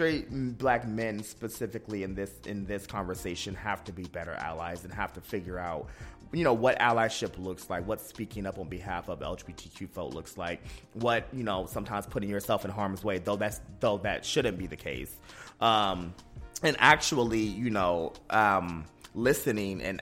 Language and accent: English; United States; also born or lived in North Carolina / Ohio; now in Washington, D.C., United States; I grew up in Ohio and in North Carolina